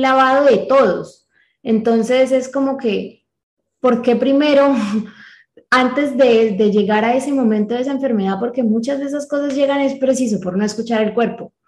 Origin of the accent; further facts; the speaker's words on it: Colombia; nosotros somos colombianos